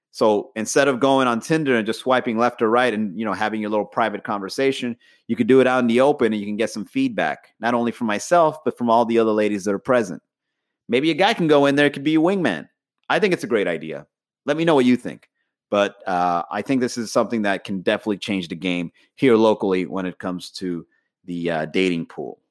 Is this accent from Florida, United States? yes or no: yes; Miami, Florida, United States; also born or lived in Long Island, New York; I was brought into Miami at an early age